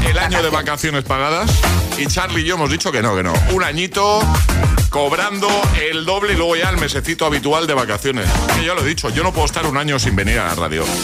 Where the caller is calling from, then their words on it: Madrid, Community of Madrid, Spain; Buenos días … de Madrid.